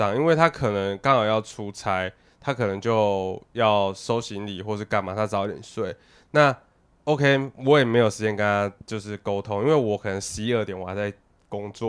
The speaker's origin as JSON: {"language": "Chinese", "region": "Taipei", "country": "Taiwan", "also_born_or_lived": "Hsinchu", "said": "因为我是台北人嘛"}